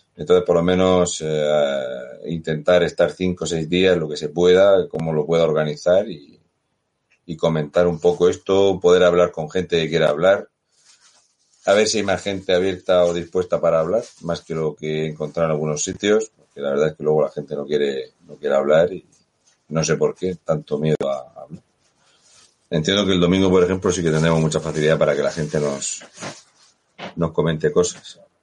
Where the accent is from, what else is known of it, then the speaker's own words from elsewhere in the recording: Region of Murcia, Spain; now in France; yo soy español